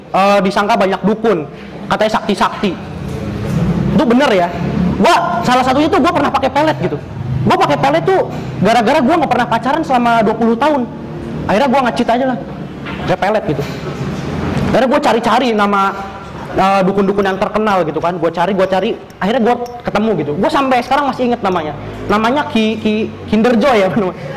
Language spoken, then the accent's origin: Indonesian; Pandeglang, Banten, Indonesia; dari Pandeglang, Banten. Gua dari Banten juga